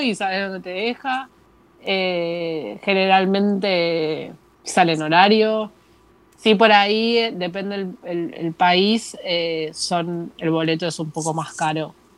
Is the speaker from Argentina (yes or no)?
yes; Argentina; moved away as an adult; soy argentina.